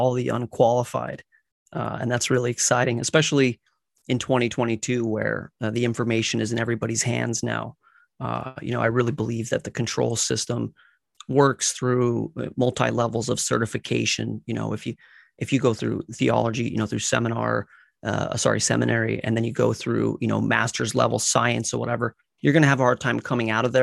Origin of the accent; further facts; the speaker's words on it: Colorado, United States; I grew up in Colorado.